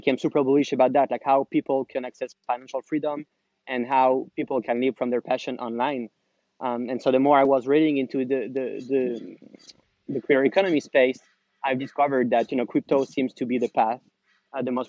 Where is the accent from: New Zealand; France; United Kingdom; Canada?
France; moved away as an adult; also born or lived in Paris / Amsterdam; now in San Francisco, United States; I'm originally from France